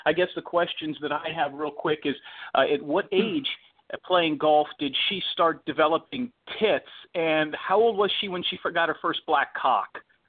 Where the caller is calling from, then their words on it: Innisbrook, Florida, United States; I'm calling you from Innisbrook, Florida, not too far from where you guys are